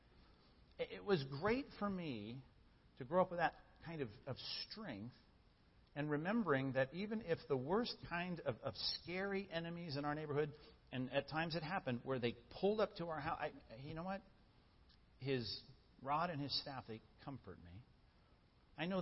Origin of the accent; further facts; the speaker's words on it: Long Beach, California, United States; I grew up in Long Beach, and my dad was a cop in Long Beach